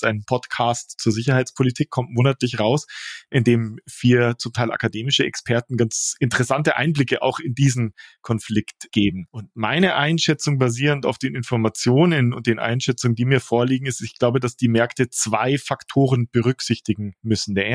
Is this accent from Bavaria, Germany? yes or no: yes; Munich, Bavaria, Germany; Ich bin in Neuperlach aufgewachsen.